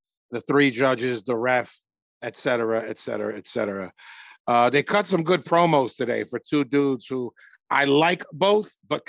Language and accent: English; Jamaica; Well, I'm Jamaican. We smoke bud, which I like.